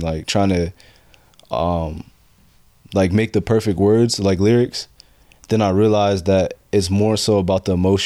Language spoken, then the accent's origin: English; Painesville, Ohio, United States; also born or lived in Boise, Idaho / Cleveland, Ohio; I moved out here when I was about 7, and I've been here, so I'm from Cleveland